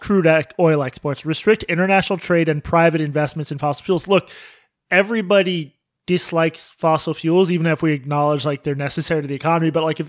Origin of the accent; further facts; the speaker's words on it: Boston, Massachusetts, United States; I'm from Boston. Oil keeps people alive.